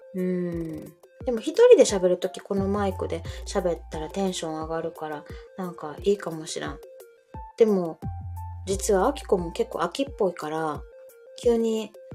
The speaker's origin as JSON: {"language": "Japanese", "region": "Kansai", "country": "Japan", "said": "関西のおばちゃんです"}